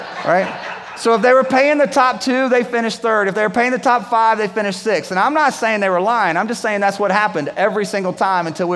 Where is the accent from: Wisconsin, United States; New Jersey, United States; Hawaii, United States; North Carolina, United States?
North Carolina, United States; Winston-Salem; I grew up in Winston-Salem